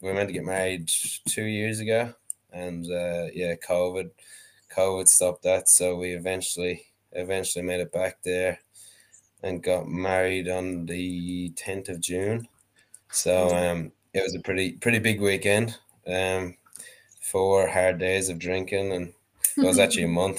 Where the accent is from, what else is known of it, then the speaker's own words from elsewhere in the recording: Gorey, County Wexford, Ireland; moved away as an adult; now in Australia; I grew up in Gorey, County Wexford in Ireland